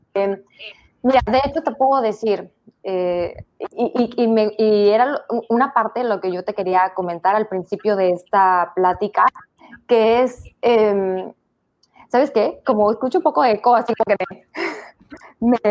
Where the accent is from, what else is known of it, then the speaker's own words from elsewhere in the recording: Tabasco, Mexico; now in Mérida, Mexico; de Tabasco, vivo hace 20 años en Mérida